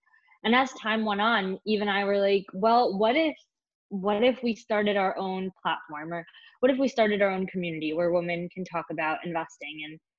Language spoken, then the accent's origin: English; Long Island, New York, United States; I was born and bred on New York, Long Island specifically, went to school at Barnard